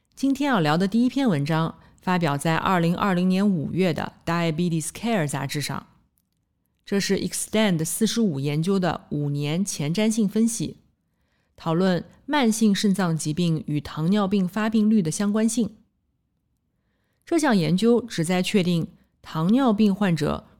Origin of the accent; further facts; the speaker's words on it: Nanjing, Jiangsu, China; 我来自南京，读完博士，在三甲医院的心脏科干了七年